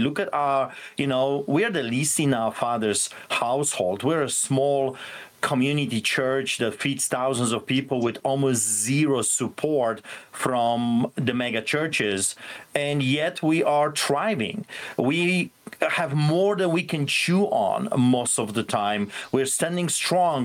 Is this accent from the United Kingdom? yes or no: no; Poland; born or raised there; now in Canada